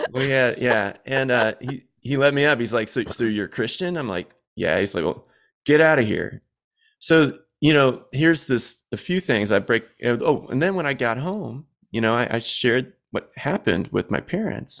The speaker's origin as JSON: {"language": "English", "area": "Southwest suburbs of Chicago", "region": "Illinois", "country": "United States", "said": "I'm from the Southwest suburbs of Chicago"}